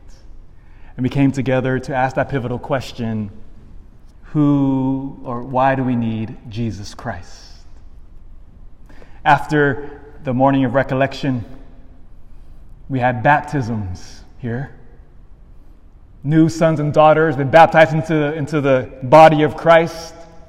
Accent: Elk Grove, United States; I grew up in Elk Grove

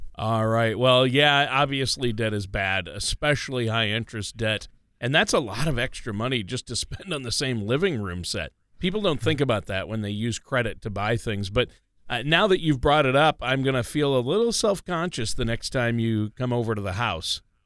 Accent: Minnesota, United States; growing up in Minnesota

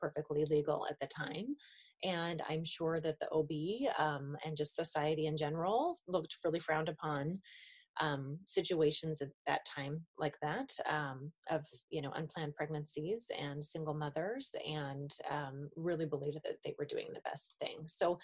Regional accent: Billings, Montana, United States; I was born in Billings, Montana

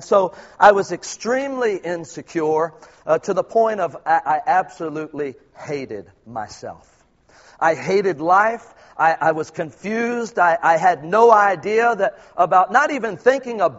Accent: Philippines; I'm truly a Filipino

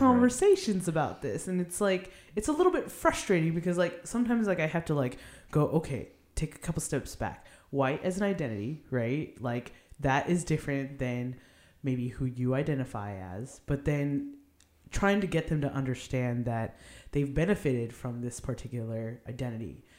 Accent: Arcadia, California, United States; also born or lived in Philadelphia; I grew up in Arcadia. I was born in Philadelphia, though

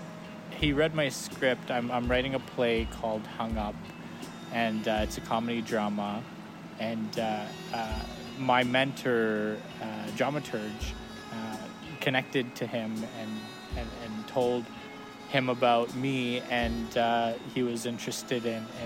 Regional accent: Saskatchewan, Canada; also born or lived in Banff; now in Calgary, Canada; I'm from Soto First Nation, Saskatchewan. I'm Plains

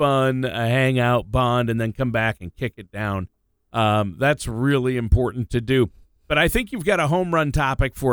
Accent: Minnesota, United States; I was born and raised in Minnesota

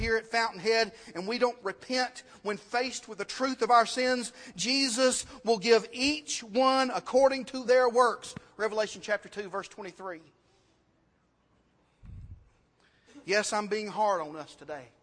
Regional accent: United States; American Christians

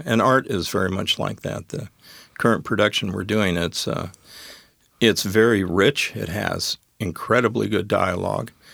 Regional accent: Wyoming, United States; moved away as an adult; also born or lived in Colorado / Gig Harbor, Washington; now in Tacoma, United States; when I moved back to my home state, which was Wyoming

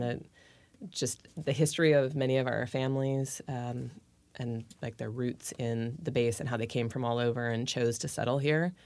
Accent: Gig Harbor, Washington, United States; we grew up together in Gig Harbor

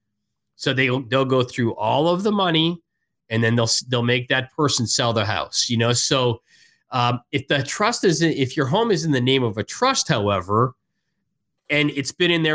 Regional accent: Canada; moved away; I'm originally from Canada

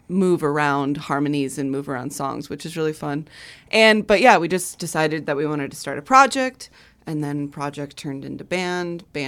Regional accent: Chicago, Illinois, United States; also born or lived in New York; about 5 years ago, I moved back to Chicago from New York where I went to college

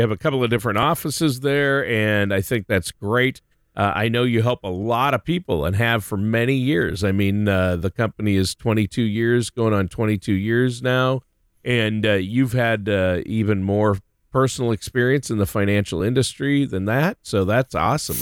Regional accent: Minnesota, United States; moved away; also born or lived in Ohio; here in Ohio, back in my home state of Minnesota

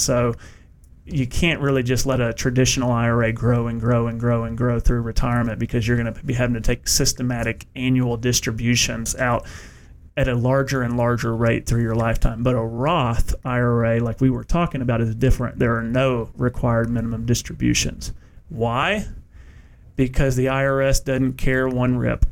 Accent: United States; now in Knoxville, United States; where I grew up in Bowling Green, Kentucky

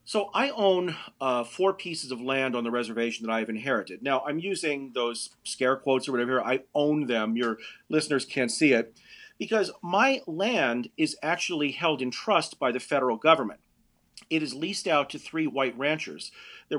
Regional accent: Denver, Colorado, United States; Denver is my hometown. So I was raised here in the roughest neighborhood in all of Denver

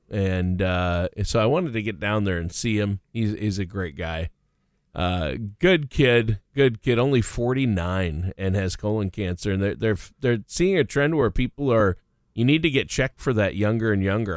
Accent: Worthington, Minnesota, United States; moved away; also born or lived in Nashville; my hometown, Worthington, Minnesota

